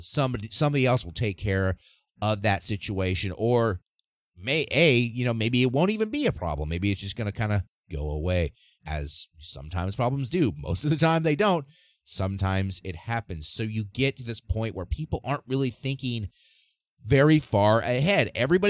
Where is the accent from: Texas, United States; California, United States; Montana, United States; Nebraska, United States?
Nebraska, United States; my home state of Nebraska